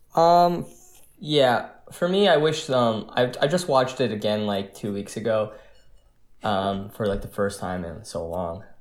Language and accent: English; New Jersey, United States; I'm from New Jersey, and me and Danny from New Jersey